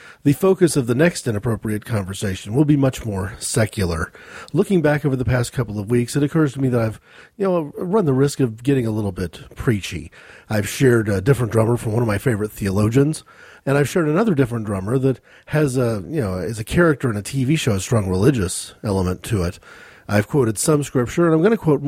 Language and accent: English; United States; As an American, though, I didn't encounter any of that initial Scottish background